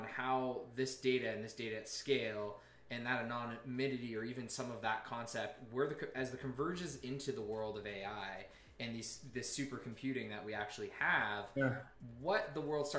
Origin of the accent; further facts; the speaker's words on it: Canada; I'm not American, I'm Canadian